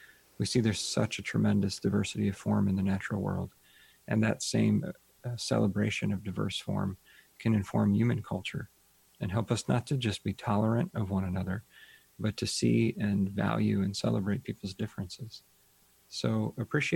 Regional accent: Ohio, United States; I grew up in Ohio

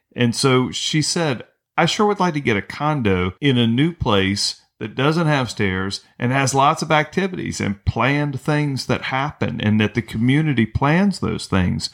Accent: North Carolina, United States; now in St. Petersburg, United States; I grew up in North Carolina.

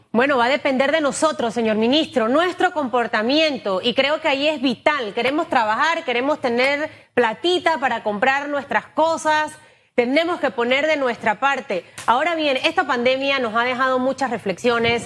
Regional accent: Panama; como panameños

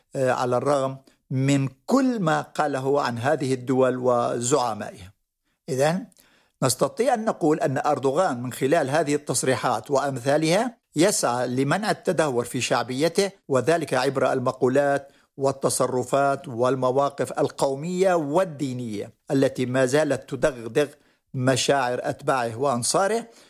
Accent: Jarabulus, Aleppo Governorate, Syria; moved away; مدينة جرابلس هي مدينتي التي ولدت فيها وترعرعت فيها حتى الثانوية.

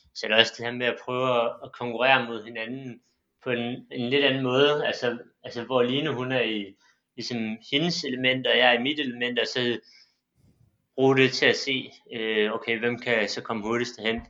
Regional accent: Silkeborg, Central Denmark Region, Denmark; moved away as an adult; now in Bagsværd, Denmark; jeg kommer også fra Silkeborg, men jeg flyttede til Bagsvær i 2016

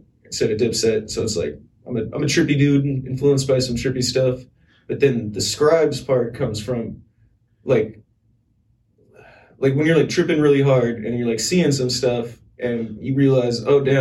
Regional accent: Bellevue, Washington, United States; also born or lived in Renton, Washington / Auburn, Washington / Seattle, Washington; I was born in Bellevue, and I've spent some time in like Renton, Auburn, Seattle

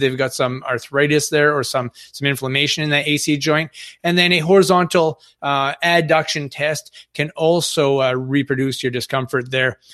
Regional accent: Northern Maine, United States; I'm from Northern Maine. We have a little el, more elderly population up here.

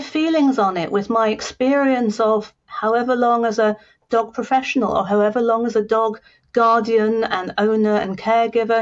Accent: Scotland, United Kingdom; I'm Scottish

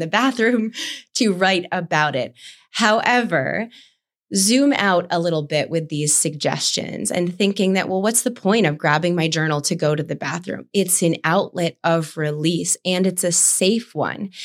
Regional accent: East Coast, United States; growing up on the East Coast

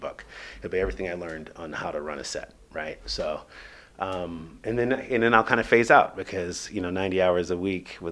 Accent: Los Angeles, California, United States; moved away; I'm more of an LA guy, just because I probably did grow up there

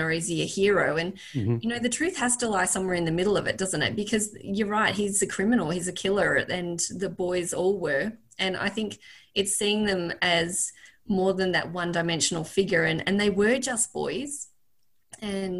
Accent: Northeast Victoria, Australia; I grew up in Northeast Victoria

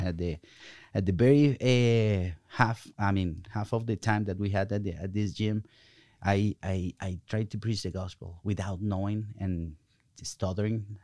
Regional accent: Colombia; English is a second language; now in United States; I'm coming from Colombia, South America

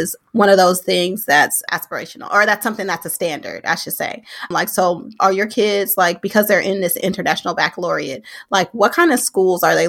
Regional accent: Oakland, California, United States; I'm born and raised in Oakland

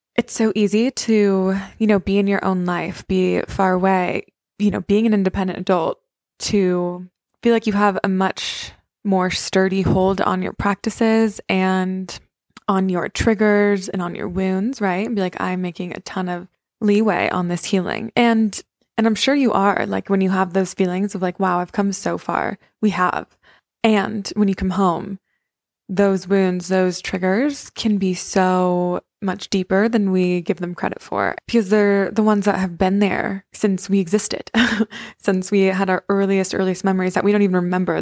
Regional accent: Santa Fe, New Mexico, United States; moved away; I came home for Christmas, so I'm at my parents' house

